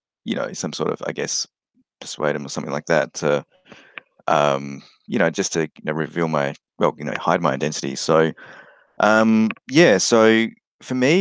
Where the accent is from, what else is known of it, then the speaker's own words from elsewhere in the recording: Australia; being Australian